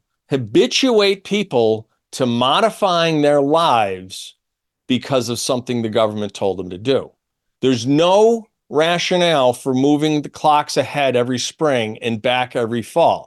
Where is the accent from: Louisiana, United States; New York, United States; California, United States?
New York, United States; Syracuse; I'm from Syracuse.